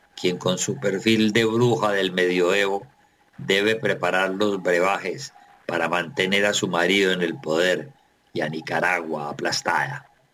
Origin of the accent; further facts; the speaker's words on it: Colombia; como colombiano